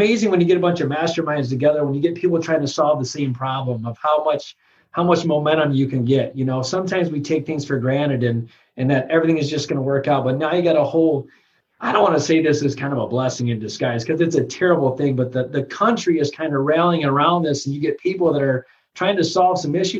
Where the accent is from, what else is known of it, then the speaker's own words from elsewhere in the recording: Michigan, United States; I'm from Michigan